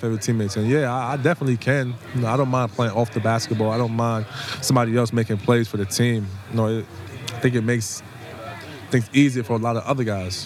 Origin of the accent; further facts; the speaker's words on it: New York City, New York, United States; I'm from here. I'm from the Bronx.